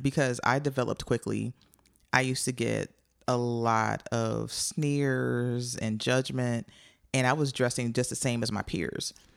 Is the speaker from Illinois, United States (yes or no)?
yes; Joliet, Illinois, United States; I grew up in Joliet, Illinois